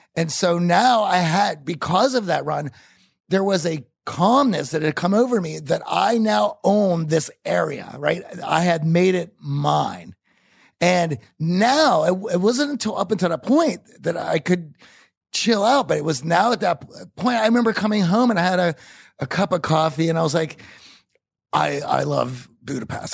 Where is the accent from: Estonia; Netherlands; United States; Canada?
United States; Pittsburgh, Pennsylvania; I grew up in Pittsburgh